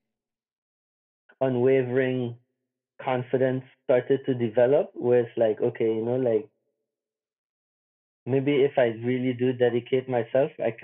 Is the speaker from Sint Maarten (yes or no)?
yes; Simpson Bay, Sint Maarten; I grew up in Simpson Bay, so I grew up right next to the beach